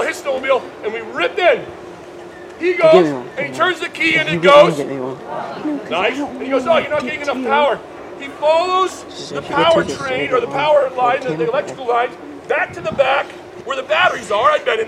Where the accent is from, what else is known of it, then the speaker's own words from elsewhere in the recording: United States; we, as American Christians